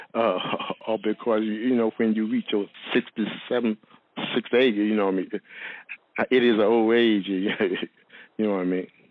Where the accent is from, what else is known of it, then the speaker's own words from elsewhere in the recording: Martin County, North Carolina, United States; I, am from um, Martin County. Uh, it is a small town of North Carolina